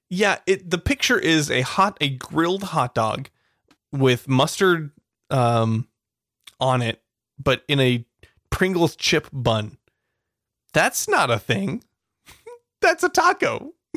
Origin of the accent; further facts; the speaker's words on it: California, United States; We're, we're from California